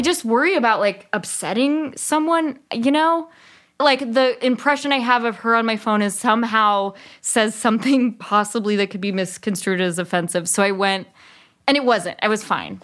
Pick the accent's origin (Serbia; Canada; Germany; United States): United States; Berkeley, California; also born or lived in Bay Area; I grew up in Berkeley, and then my parents moved